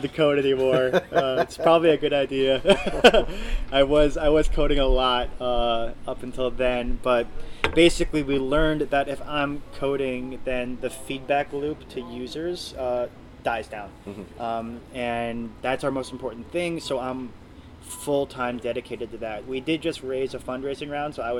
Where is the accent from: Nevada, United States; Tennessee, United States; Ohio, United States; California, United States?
Ohio, United States; moved away as an adult; also born or lived in Abu Dhabi; now in Mexico City, Mexico; I'm from Ohio